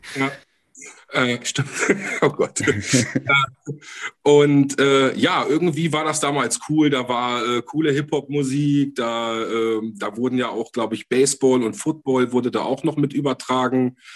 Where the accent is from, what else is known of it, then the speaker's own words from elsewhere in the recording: Hanover, Lower Saxony, Germany; bei uns in Hannover